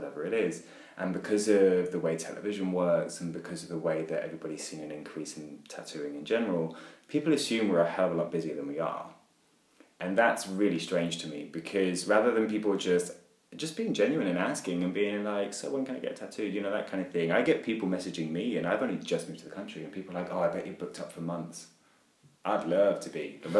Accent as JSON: {"language": "English", "region": "England", "country": "United Kingdom", "said": "But, obviously, I'm English, so I always have a place for tea."}